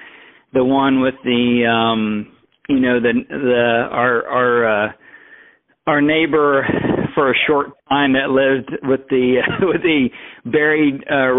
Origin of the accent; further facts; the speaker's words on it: Crane, United States; growing up in Crane